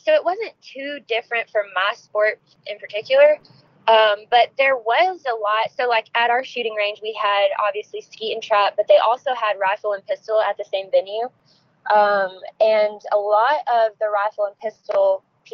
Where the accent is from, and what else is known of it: Arkansas, United States; born or raised there